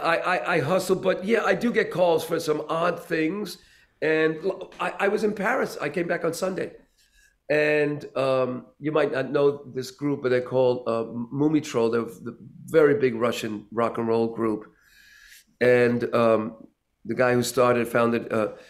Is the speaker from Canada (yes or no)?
no; Puerto Rico; being Puerto Rican